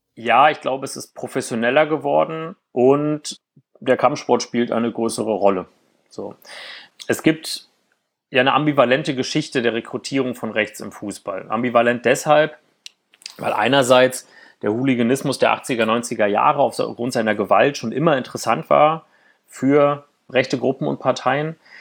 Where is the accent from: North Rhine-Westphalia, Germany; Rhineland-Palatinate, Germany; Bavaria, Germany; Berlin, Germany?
Berlin, Germany; also born or lived in East Brandenburg; ich habe meine Jugend ja in Ostberlin und Ostbrandenburg verbracht